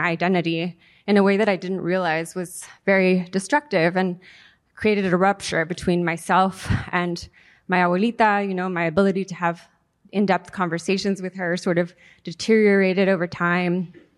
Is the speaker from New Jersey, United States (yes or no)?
no; San Diego, California, United States; first language Spanish; English is a second language; also born or lived in Mexico City, Mexico / Playa del Carmen, Mexico; I was born and raised in San Diego